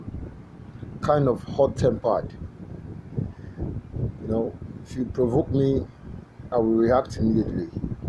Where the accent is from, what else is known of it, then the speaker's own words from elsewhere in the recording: Enugu State, Nigeria; I'm from Enugu State. In Kano, to be precise. And my village is in Burubu. You see? Already you know that I'm an Igbo man by nature and by characteristics